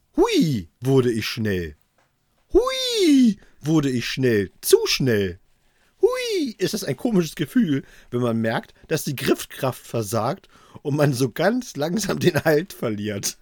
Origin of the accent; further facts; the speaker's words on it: Thuringia, Germany; moved away; in meine alte Heimat nach Thüringen